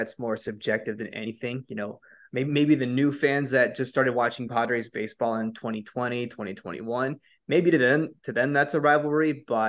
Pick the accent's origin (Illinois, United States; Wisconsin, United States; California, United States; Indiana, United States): California, United States; San Diego; born and raised in San Diego